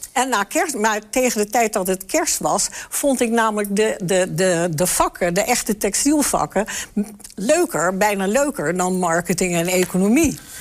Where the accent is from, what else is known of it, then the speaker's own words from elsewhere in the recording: the West, western Netherlands, Netherlands; moved away as an adult; also born or lived in Enschede; Ik kom uit het Westen